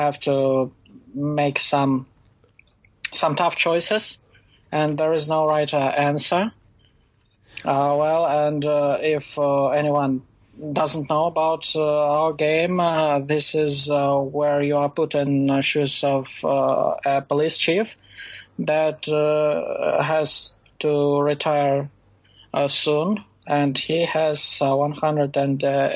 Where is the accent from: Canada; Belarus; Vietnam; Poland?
Belarus; I'm from Belarus